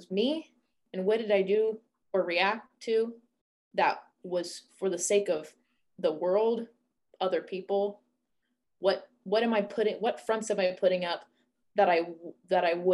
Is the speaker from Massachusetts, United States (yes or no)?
no; Indiana, United States; I'm a white woman, I'm from Indiana